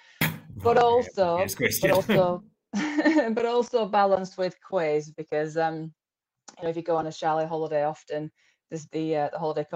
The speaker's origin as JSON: {"language": "English", "town": "Rossendale", "region": "North West England", "country": "United Kingdom", "tie": "born or raised there", "said": "I was brought up in Rosendale, so kind of grew up on Ski Rosendale"}